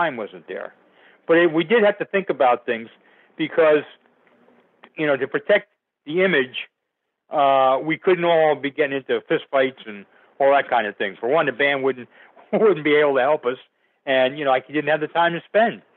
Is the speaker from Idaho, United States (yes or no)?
no; Passaic, New Jersey, United States; Passaic, New Jersey, which was my hometown.